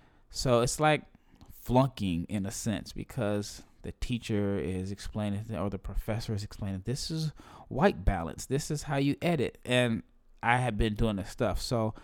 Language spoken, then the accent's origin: English; Omaha, Nebraska, United States; I'm born and raised in Omaha, Nebraska.